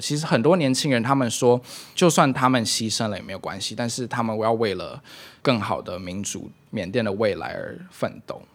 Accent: Taiwan; moved away; also born or lived in Myanmar; 因为自己身为一个台湾人吧

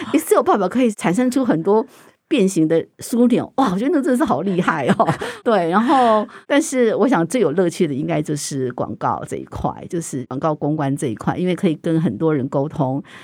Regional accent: Taiwan; 我们台湾人就展现我们的超级的厉害，灌酒

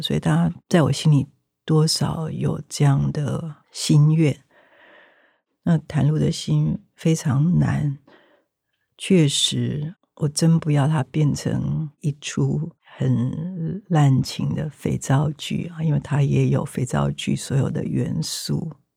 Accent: Taiwan; 我生在台湾

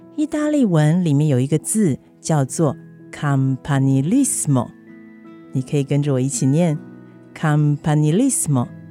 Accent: Taipei, Taiwan; also born or lived in Italy; now in Tainan, Taiwan; 台北，我出生的地方，也可以是台南，我四年前移居的城市

